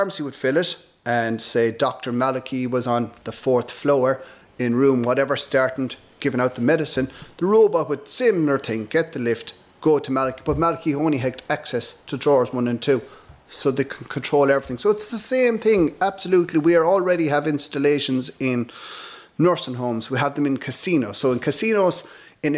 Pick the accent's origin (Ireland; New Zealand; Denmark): Ireland; North Galway, Connacht; I'm from North Galway.